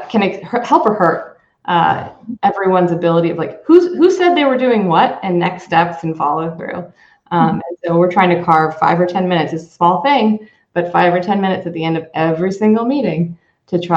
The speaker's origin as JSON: {"language": "English", "country": "United States", "said": "as an American here running global businesses"}